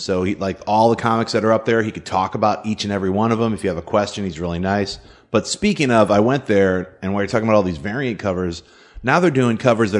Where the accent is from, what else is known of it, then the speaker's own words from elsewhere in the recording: Connecticut, United States; moved away as an adult; also born or lived in Chicago; I grew up in Connecticut and went to this high school called the Educational Center for the Arts, and that's when I started getting into doing a lot of weird stuff like visual performances and theater. Then I moved to Chicago